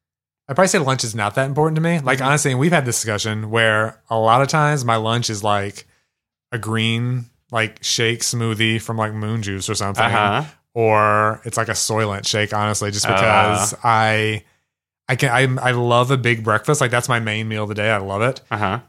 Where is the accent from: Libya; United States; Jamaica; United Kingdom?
United States; Kosciusko, Mississippi; moved away as an adult; also born or lived in New York; I grew up in Mississippi.